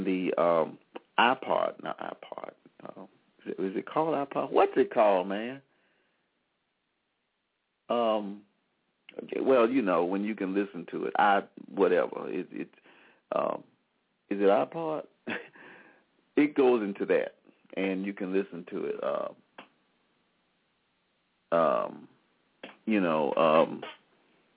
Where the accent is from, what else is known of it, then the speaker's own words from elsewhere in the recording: Selma, Alabama, United States; started in April of 2011 as the Soul of Selma, and for my hometown